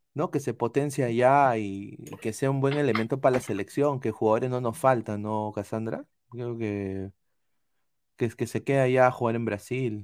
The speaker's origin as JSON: {"language": "Spanish", "country": "Peru", "tie": "born or raised there", "moved": "yes", "lives_now": "United States", "said": "yo nací en Perú."}